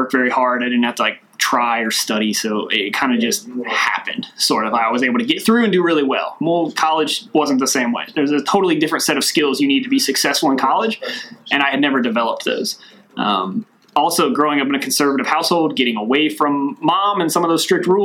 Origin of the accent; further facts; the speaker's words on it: Glasgow, Kentucky, United States; moved away; Originally, I'm from Glasgow, Kentucky. It's a small town down near Mammoth Cave.